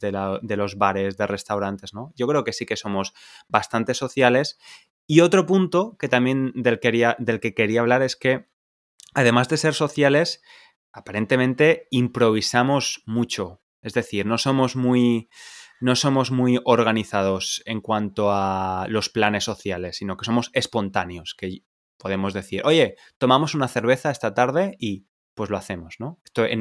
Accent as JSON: {"language": "Spanish", "town": "Valencia", "region": "Valencian Community", "country": "Spain", "also_born_or_lived": "England", "said": "Yo soy valenciano, soy de Valencia"}